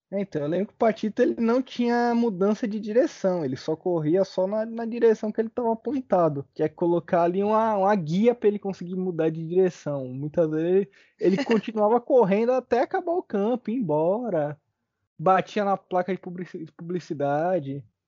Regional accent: Brazil; a gente é brasileiro

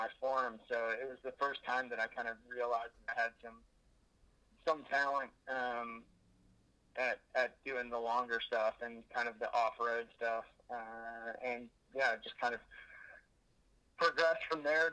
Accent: Oakton, Virginia, United States; now in Arlington, United States; I actually grew up in Oakton, and I'm currently living in Arlington

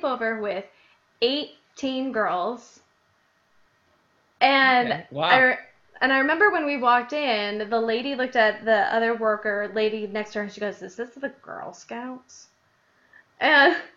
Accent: Illinois, United States; accent: Midwest; moved away; I lived in Illinois

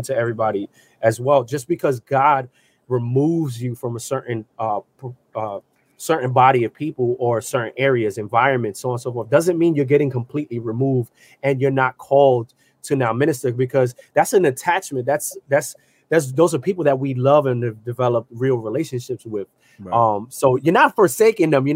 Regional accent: New York City, New York, United States; I grew up in the South Bronx

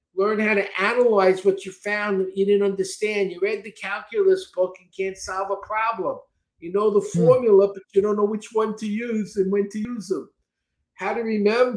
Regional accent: New York City, New York, United States; also born or lived in Texas; now in Florida, United States; I grew up in Brooklyn

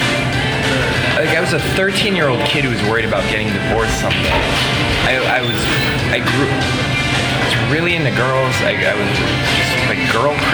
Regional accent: South Dakota, United States; moved away; I'm from South Dakota, where all of my friends, or the kids I went to high school with at least, are all now, were married before they were 25

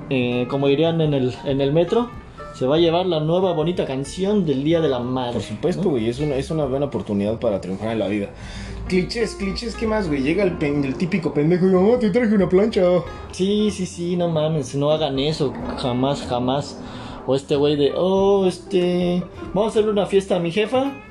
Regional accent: Mexico

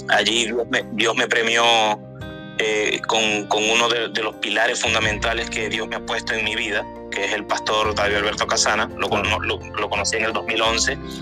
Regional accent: Maracaibo, Zulia, Venezuela; moved away as an adult; also born or lived in Mexico / Dominican Republic / Colombia; now in Houston, United States; yo nací en Venezuela, en una ciudad que se llama Maracaibo

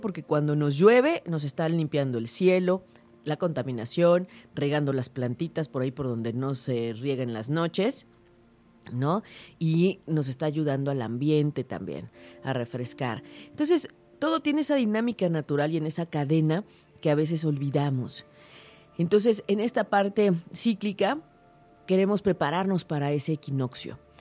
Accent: Mexico; todos nosotros como mexicanos porque lo traemos en la sangre

